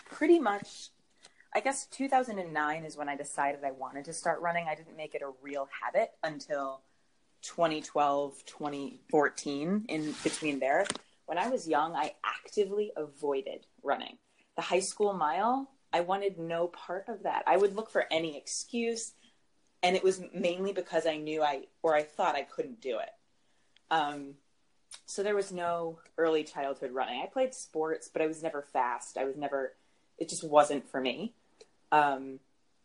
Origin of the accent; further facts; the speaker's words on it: Cumberland, Rhode Island, United States; now in New York City, United States; I'm from Cumberland